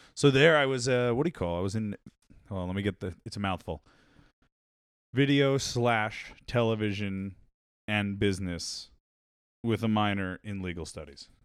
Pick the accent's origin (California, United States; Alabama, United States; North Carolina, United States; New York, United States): New York, United States; Long Island; I grew up on Long Island